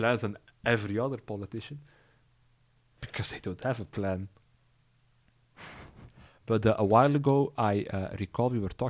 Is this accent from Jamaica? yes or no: no; Belgium; English is a second language; Not that we Belgians are any better.